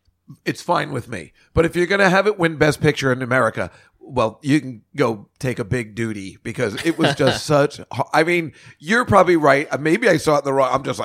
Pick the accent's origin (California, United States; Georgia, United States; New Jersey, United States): New Jersey, United States; I'm from New Jersey, from the 70s.